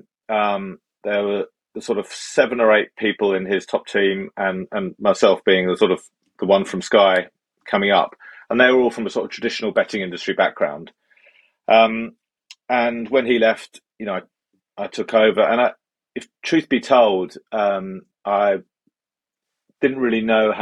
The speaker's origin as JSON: {"language": "English", "area": "Essex", "region": "East of England", "country": "United Kingdom", "also_born_or_lived": "West London / Yorkshire", "moved": "as an adult", "said": "I'm from Essex"}